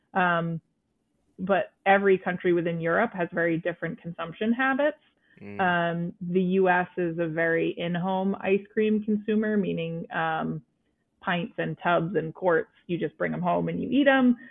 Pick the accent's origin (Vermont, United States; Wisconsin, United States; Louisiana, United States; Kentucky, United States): Vermont, United States; being a teenager in Vermont